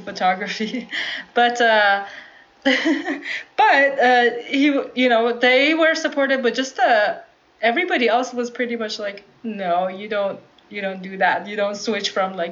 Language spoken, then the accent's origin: English; Iran; moved away as an adult; now in Bay Area, United States; growing up in Iran